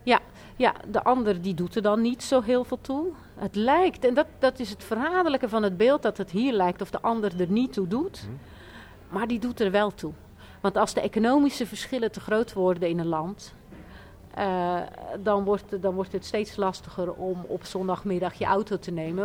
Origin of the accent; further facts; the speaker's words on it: Rotterdam, South Holland, Netherlands; ik kom uit Rotterdam